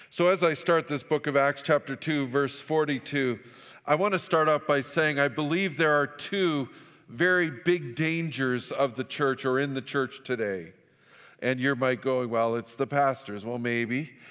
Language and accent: English; Fort St. John, British Columbia, Canada; moved away; also born or lived in Saskatchewan; I grew up in Fort Saint John